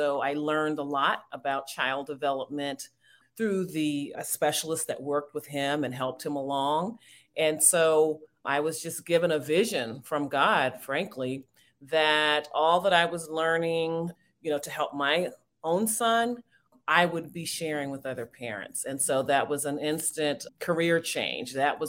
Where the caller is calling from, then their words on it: Washington, District of Columbia, United States; I'm joining you from the Washington, D.C. area.